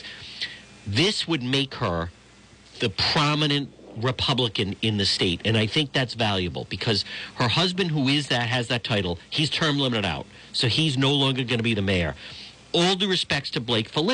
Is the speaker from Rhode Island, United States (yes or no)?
yes; Cranston, Rhode Island, United States; also born or lived in Providence / Warwick / East Greenwich; I grew up in Cranston, and I went to high school at Bishop Hendrick and Warwick